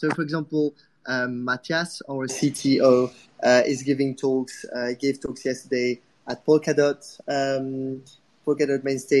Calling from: Prague, Czechia; today I'm talking from Prague. So if anyone is in Prague, I'm happy ping me as well.

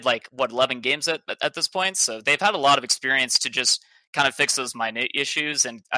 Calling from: Denton, Texas, United States; I'm calling from Texas.

